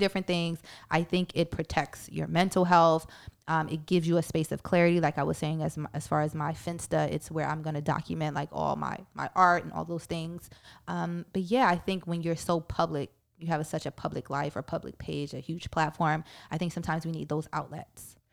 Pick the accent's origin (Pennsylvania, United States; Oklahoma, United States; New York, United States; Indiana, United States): New York, United States; New York City; I'm from Brooklyn